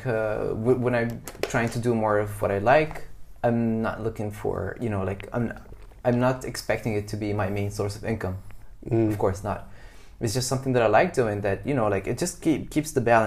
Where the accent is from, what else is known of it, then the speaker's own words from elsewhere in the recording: Egypt; now in Vietnam; I come from Egypt